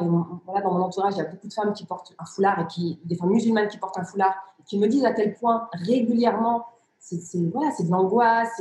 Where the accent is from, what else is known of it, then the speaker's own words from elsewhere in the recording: near Lille, Hauts-de-France, France; first language Riffian; French is a second language; also born or lived in Rif, Morocco; j'ai grandi dans une cité ouvrière, une cité où vivaient pour l'essentiel des, des, immigrés africains